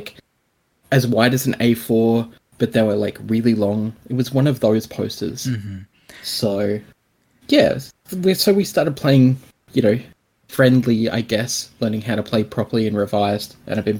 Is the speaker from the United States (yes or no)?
no; Australia; I'm Australian